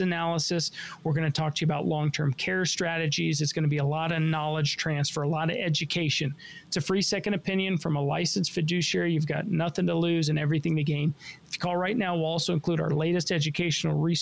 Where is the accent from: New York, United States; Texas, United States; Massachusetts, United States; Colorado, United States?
Colorado, United States; Denver; I was born and raised here in Denver